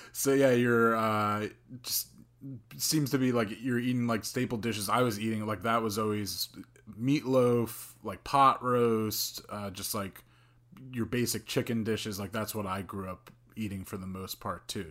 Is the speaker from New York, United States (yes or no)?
no; Bergen County, New Jersey, United States; now in Jersey City, United States; I grew up in Bergen County